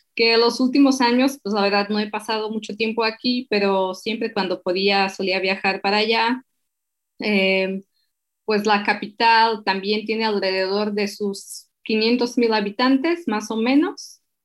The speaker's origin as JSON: {"language": "Spanish", "country": "Slovakia", "also_born_or_lived": "Mexico", "second_language": "Spanish", "moved": "yes", "said": "soy de Eslovaquia"}